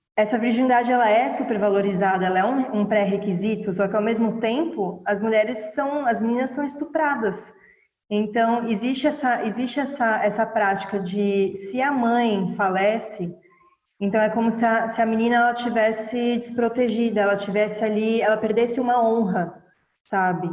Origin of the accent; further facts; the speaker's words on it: Brazil; moved away as an adult; also born or lived in Kenya; eu saí do Brasil